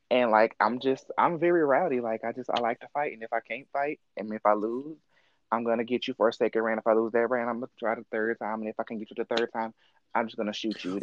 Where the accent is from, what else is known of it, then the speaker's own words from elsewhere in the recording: Mississippi, United States; I grew up in the South in Mississippi, and I was like the only open kid in high school